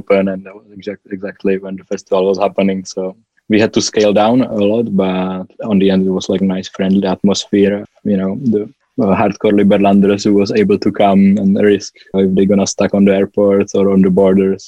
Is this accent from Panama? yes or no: no; Czechia; I'm from Czech Republic